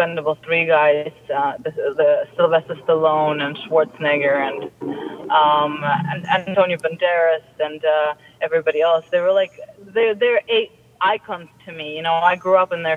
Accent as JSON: {"language": "English", "region": "London", "country": "United Kingdom", "tie": "born or raised there", "moved": "yes", "said": "I grew up in London"}